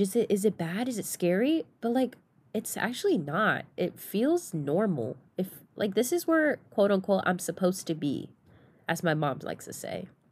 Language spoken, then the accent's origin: English; Southern California, United States; moved away as an adult; now in Oregon, United States; I'm from Southern California